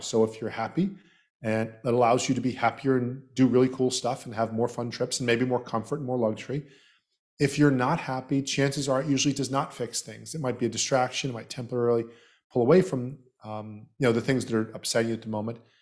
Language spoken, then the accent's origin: English; Southeast Florida, United States; also born or lived in Canada / Trinidad and Tobago; I was born in Canada and raised in Southeast Florida